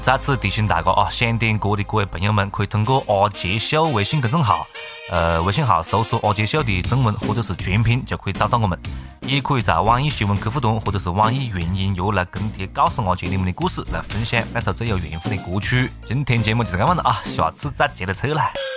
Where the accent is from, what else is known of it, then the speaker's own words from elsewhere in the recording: China; 我们大陆人